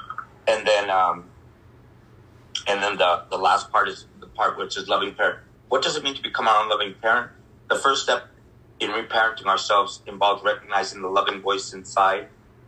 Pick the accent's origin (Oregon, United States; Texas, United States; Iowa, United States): Texas, United States; also born or lived in El Paso / Tucson / Nogales / Santa Rosa; And I was born in Texas, and so we worked out in the fields in Texas, and then in El Paso, and then in Tucson, Nogales area. And then in Santa Rosa, in the wineries and all that.